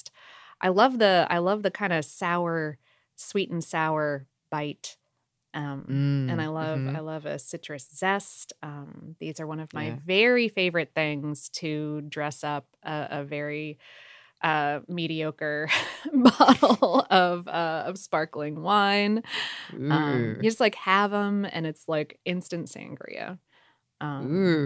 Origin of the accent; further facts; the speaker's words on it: South Florida, United States; I was also spoiled from growing up in South Florida